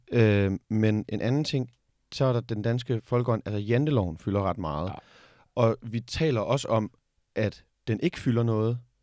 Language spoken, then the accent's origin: Danish; Denmark; vi som danskere